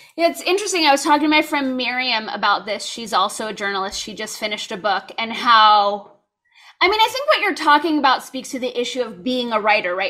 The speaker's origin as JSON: {"language": "English", "region": "California", "country": "United States", "tie": "born or raised there", "said": "I grew up in California, so it was just kind of assumed we were all gonna go to U C schools"}